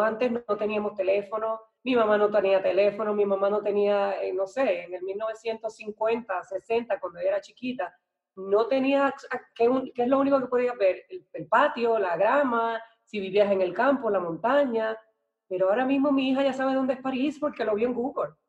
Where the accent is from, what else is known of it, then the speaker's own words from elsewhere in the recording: Naranjito, Puerto Rico; also born or lived in Ponce, Puerto Rico / San Juan, Puerto Rico; yo soy de Puerto Rico, nací en, una ciudad que se llama Ponce, pero me crié en un pueblito así, o mi mamá, mis papás se divorciaron y yo me fui para el pueblito que se llama Naranjito